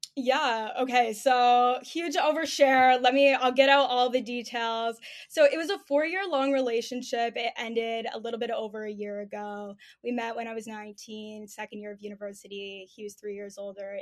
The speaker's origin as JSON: {"language": "English", "town": "Toronto", "region": "Ontario", "country": "Canada", "said": "I'm twenty-four, I'm from Toronto"}